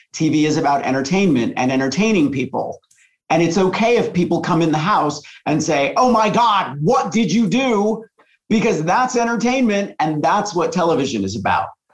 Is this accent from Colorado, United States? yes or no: yes; La Junta, Colorado, United States; I grew up in La Junta, Colorado, which is a very, very small town in the southeast corner of Colorado